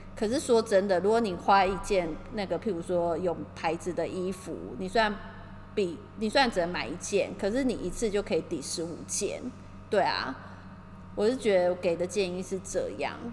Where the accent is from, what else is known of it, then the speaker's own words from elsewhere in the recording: Taiwan; now in Tokyo, Japan; 我们就是台湾人